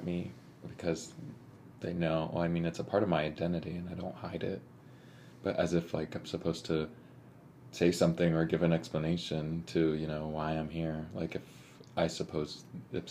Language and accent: English; Valley Center, California, United States; My tribal affiliation is I am from Rincon Band of Luiseno Indians up in Rincon Valley Center area, California.